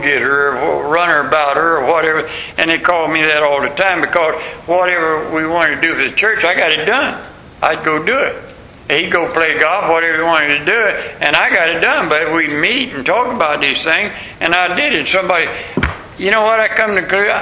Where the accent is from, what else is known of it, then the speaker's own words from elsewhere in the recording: Tampa, Florida, United States; I'm from Tampa, Florida